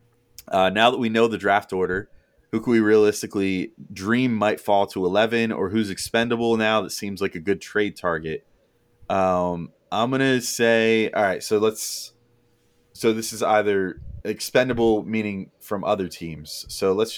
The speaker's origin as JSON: {"language": "English", "region": "New Jersey", "country": "United States", "said": "I'll root for the Nets, like, because that's my home state team"}